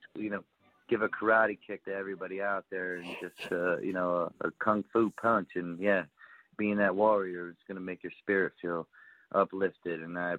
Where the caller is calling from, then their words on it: Anchorage, Alaska, United States; I'm calling actually from Anchorage, Alaska.